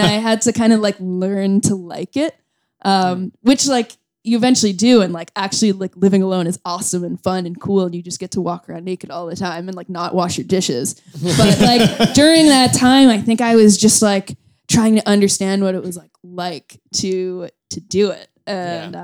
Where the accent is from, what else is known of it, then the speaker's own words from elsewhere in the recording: Boston area, Massachusetts, United States; moved away as an adult; also born or lived in Chicago; now in New York, United States; I'm from the Boston area.